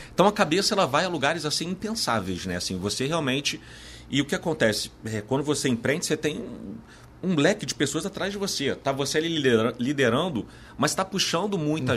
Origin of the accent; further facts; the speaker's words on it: Brazil; a gente se acostumou, enquanto brasileiros, a viver na adversidade